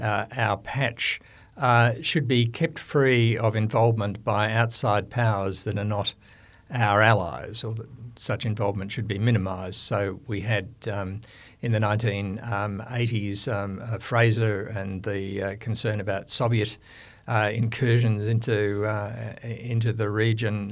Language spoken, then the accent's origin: English; Victoria, Australia; Victoria, you know, my home state